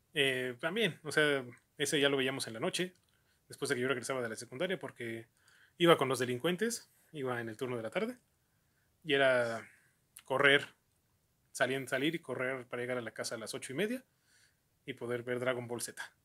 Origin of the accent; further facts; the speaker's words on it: Mexico; al llegar aquí a México